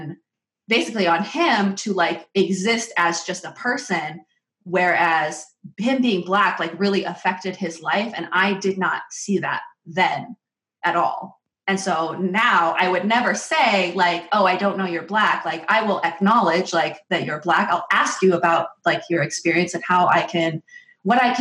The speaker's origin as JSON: {"language": "English", "town": "Seattle", "region": "Washington", "country": "United States", "tie": "born or raised there", "moved": "as an adult", "lives_now": "St. Louis, United States", "said": "I grew up in the Seattle area"}